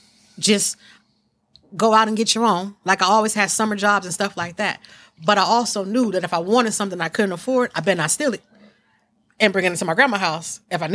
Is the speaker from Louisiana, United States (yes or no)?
no; East Palo Alto, California, United States; also born or lived in Menlo Park; even though I'm from East Palo Alto and Menlo Park, and a lot of people know me, they really don't know me.